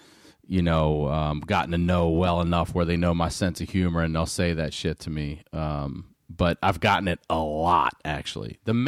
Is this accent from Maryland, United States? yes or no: yes; Maryland, United States; moved away as an adult; also born or lived in Baltimore, Maryland; now in California, United States; I've been here a while now, at least still two times a week, someone's like, are you from the South? And I'm not. I'm from Baltimore, Maryland originally, grew up in rural Maryland, but it's technically below the Mason-Dixon line.